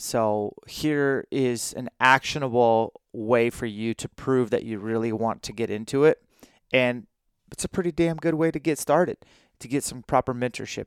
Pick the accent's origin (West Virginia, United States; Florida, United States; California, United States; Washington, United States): Washington, United States; I'm from Washington State